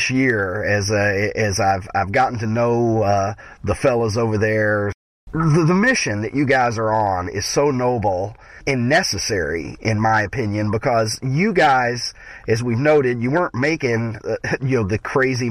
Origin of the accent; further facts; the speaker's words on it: Kentucky, United States; moved away; I'm from Kentucky